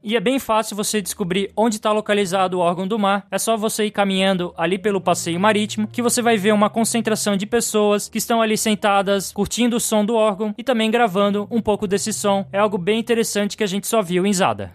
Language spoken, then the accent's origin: Portuguese; Brazil; como bom brasileiro